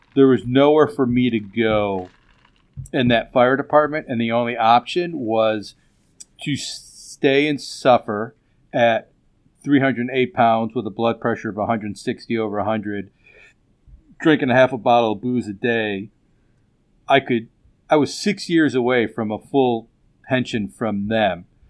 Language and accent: English; Chicago, Illinois, United States; moved away; Chicago's my hometown. I lived there for a long time